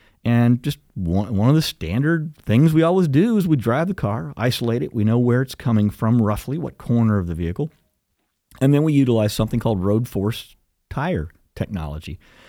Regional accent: United States; That's the great thing about being an American.

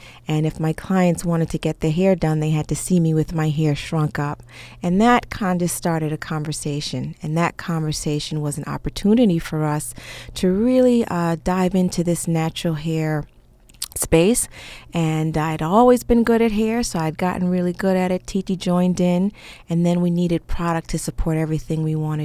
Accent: New York City, New York, United States; we grew up in New York, started off in Queens

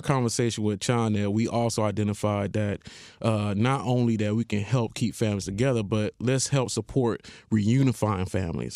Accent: Haiti; moved away; I'm originally from Haiti

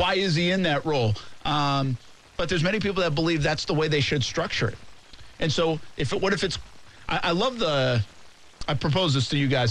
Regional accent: Rhode Island, United States; moved away; I was back home in Rhode Island

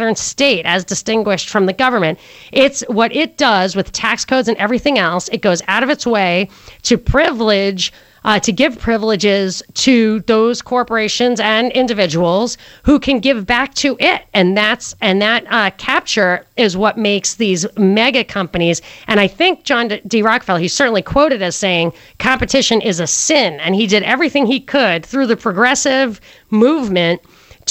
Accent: New York, United States; I'm from New York.

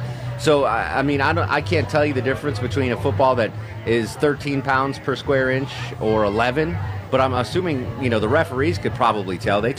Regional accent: Connecticut, United States; Because I grew up in Connecticut, which was populated mostly by Patriots fans. I was a minority as a Giants fan.

